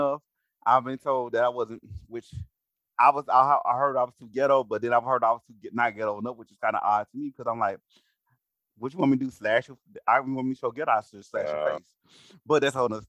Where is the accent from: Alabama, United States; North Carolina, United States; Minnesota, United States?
Alabama, United States; I'm from Alabama